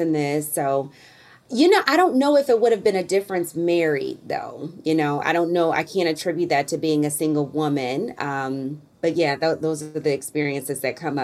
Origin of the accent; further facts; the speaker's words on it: Alton, Illinois, United States; my hometown of Alton, Illinois